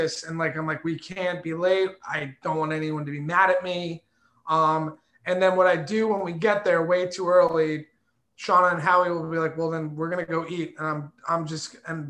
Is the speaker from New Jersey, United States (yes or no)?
yes; Somerset County, New Jersey, United States; also born or lived in Asbury Park, New Jersey; I grew up in Somerset County